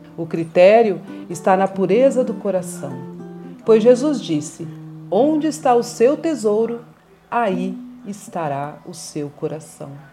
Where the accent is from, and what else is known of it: Mato Grosso do Sul, Brazil; born or raised there; also born or lived in São Paulo / Dourados